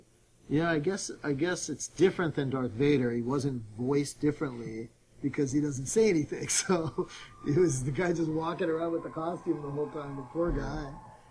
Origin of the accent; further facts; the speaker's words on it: Los Angeles, California, United States; I'm from Los Angeles